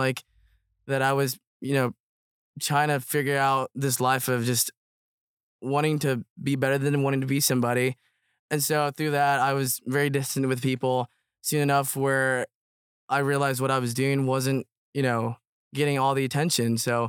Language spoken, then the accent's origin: English; United States; also born or lived in Myanmar; So I was born in Burma. And then we moved to the United States when I was around 5, is when I started kindergarten.